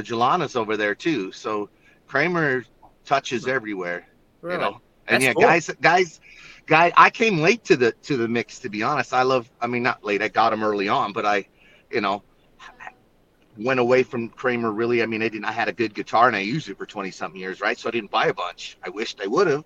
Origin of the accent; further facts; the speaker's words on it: San Mateo, California, United States; I'm from San Mateo, California